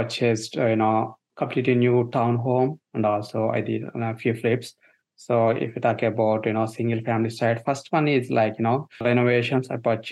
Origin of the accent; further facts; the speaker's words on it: India; moved away as an adult; now in United States; So I'm born and brought up in India, and I studied in India and worked a couple of years there in IT field and came to US around 2007.